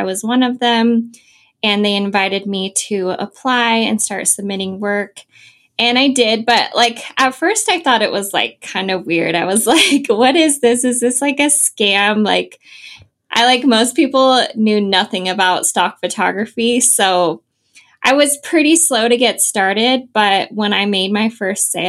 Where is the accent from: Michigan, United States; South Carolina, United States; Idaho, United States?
Idaho, United States; moved away as an adult; also born or lived in Southern California; I'm from Idaho